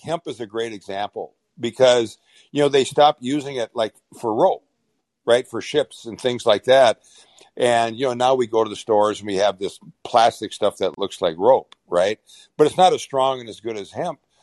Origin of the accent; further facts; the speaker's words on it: Minnesota, United States; moved away; my hometown, I came from a hometown, a population of 6,500 people, right? In a small town in Minnesota